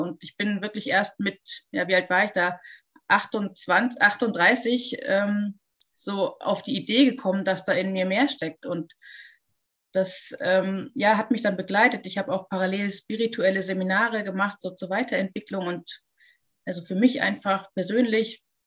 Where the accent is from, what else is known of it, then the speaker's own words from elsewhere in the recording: Munich, Bavaria, Germany; ich komme aus München